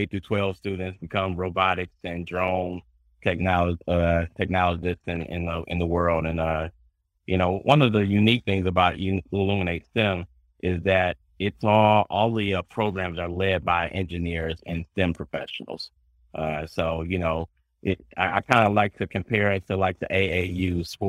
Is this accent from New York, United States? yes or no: no; Detroit, Michigan, United States; moved away; my hometown of Detroit